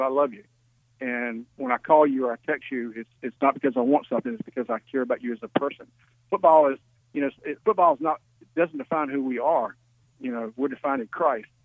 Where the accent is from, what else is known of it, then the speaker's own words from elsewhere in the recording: Virginia Beach, Virginia, United States; now in Georgia, United States; growing up in Virginia Beach, my dad was Navy and Air Force